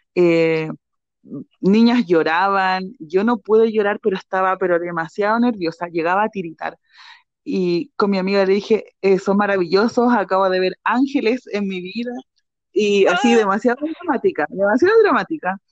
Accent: Santiago, Santiago Metropolitan Region, Chile; yo soy de Santiago

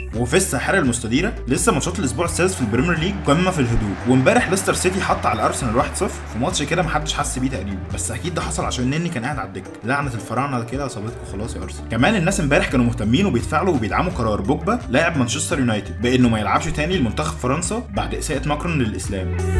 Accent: Egypt; عندنا في مصر

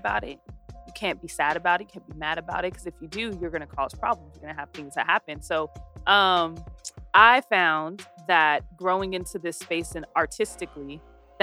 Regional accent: San Bernardino, California, United States; growing up in the IE in general, but the Dino for sure

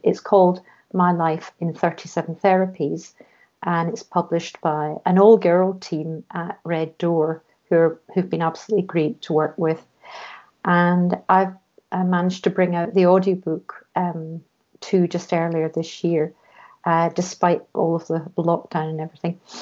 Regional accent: Scotland, United Kingdom; moved away as an adult; also born or lived in London; I was brought up in Scotland

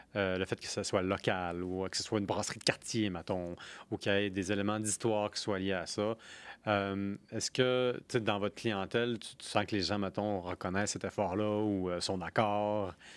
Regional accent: Quebec City, Quebec, Canada; also born or lived in Pont-Rouge; je viens de la ville de Québec

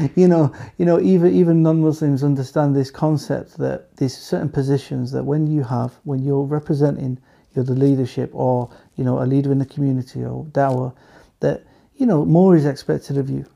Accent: England, United Kingdom; we we live in England. We're from England

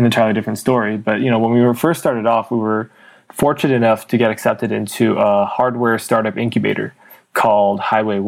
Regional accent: Bay Area, California, United States; also born or lived in China; I grew up in the Bay Area. I was born in China, but I moved to the Bay when I was really young, about 2.5

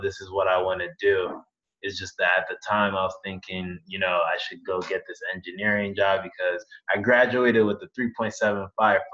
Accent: Virginia, United States; moved away as an adult; now in Rochester, United States; I grew up, born and raised in Virginia

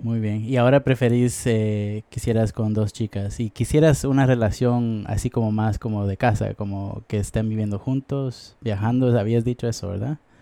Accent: Guatemala; now in United States; Yo soy de Guatemala, pero normalmente he vivido en los Estados Unidos

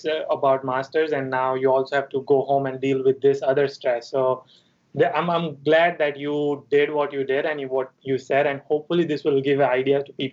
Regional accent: Mumbai, Maharashtra, India; moved away as an adult; also born or lived in Chico, California; I'm from Mumbai.

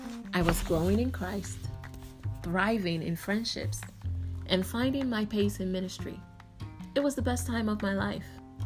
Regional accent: Nigeria; Our parents also had a preference as to who to marry as a Nigerian.

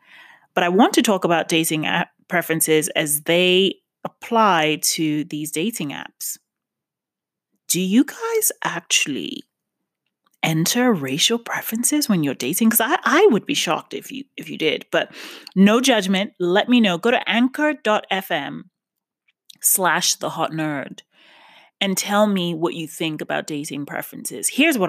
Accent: New York, United States; now in West Hollywood, United States; Yes, I'm from New York. Yes, but obviously have lived in West Hollywood for half a decade. So I still identify with Los Angeles.

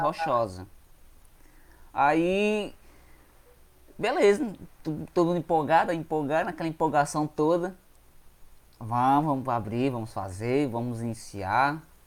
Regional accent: Quixadá, Ceará, Brazil; sou daqui mesmo de Quixadá, do Ceará.

